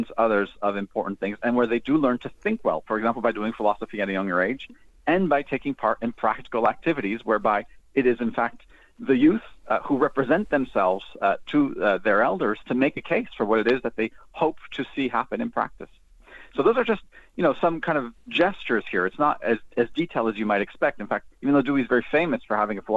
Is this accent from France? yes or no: yes; France; moved away; also born or lived in United States; I'm from the States originally, but I was raised in France.